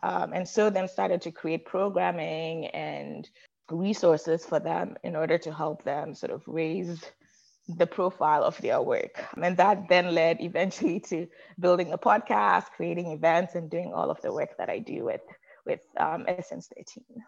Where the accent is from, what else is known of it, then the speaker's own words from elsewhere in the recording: Accra, Greater Accra, Ghana; moved away as an adult; now in United States; I was born and raised in Ghana in West Africa. And I don't think I grew up sort of um, what I thought was normal, right? Grew up in a bustling city of Accra